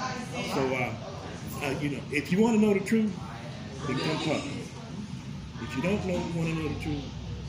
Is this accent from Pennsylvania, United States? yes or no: no; Palmdale, California, United States; I'm from the Antelope Valley, Palmdale, Lancaster area.